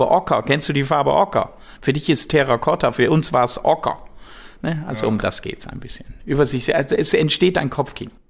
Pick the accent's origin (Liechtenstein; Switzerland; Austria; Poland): Switzerland; Natürlich als Schweizer mit Geld, das ist klar, ne, das gehört dazu.